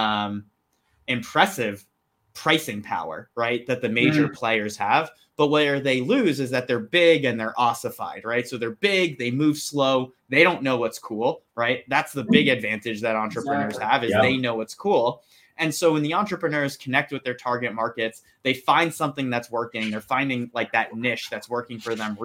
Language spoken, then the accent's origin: English; New Jersey, United States; born and raised in New Jersey